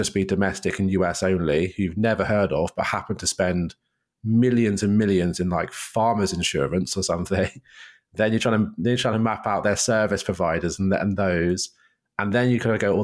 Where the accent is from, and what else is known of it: United Kingdom; moved away as an adult; now in New York, United States